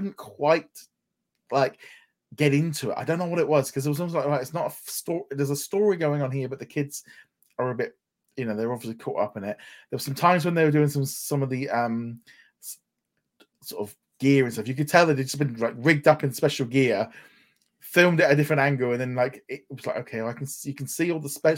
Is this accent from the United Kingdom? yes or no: yes; England, United Kingdom; as an English person